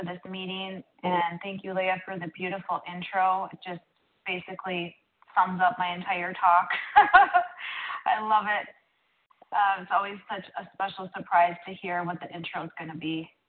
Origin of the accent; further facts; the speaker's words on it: Minnesota, United States; I'm from Minnesota